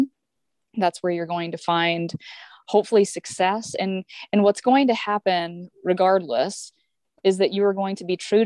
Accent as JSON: {"language": "English", "town": "Ravenwood", "region": "Missouri", "country": "United States", "tie": "born or raised there", "said": "So I grew up in Ravenwood, Missouri. It's a very rural town in Northwest Missouri, a town of about 400 people"}